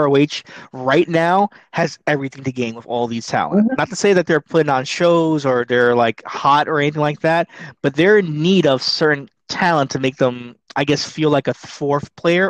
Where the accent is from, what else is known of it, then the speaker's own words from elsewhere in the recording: New York, United States; No one got cut besides me because I'm from New York.